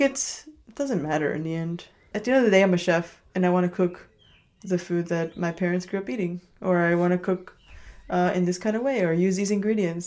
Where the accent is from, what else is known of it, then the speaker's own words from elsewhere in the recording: Chicago, Illinois, United States; first language Spanish; English is a second language; moved away as an adult; also born or lived in New York; now in Copenhagen, Denmark; I grew up in Chicago.